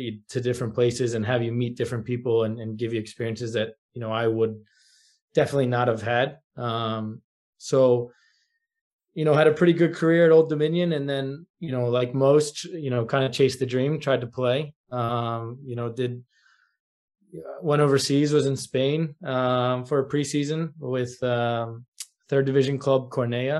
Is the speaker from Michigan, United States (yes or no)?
no; outside of Philadelphia, Pennsylvania, United States; moved away as an adult; also born or lived in Virginia; now in New York, United States; I grew up outside of Philadelphia